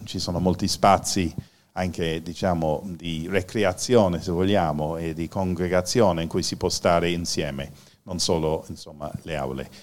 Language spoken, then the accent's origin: Italian; Ireland; Italian is a second language; now in Italy; sono irlandese e questa è la mia pronuncia.